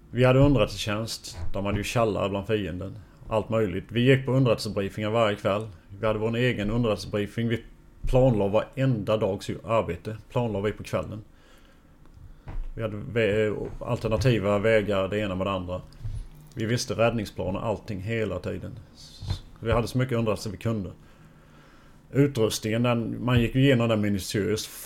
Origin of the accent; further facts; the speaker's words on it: Bosnia & Herzegovina; now in Sweden; När vi kom från Bosnien så hade vi en psykolog.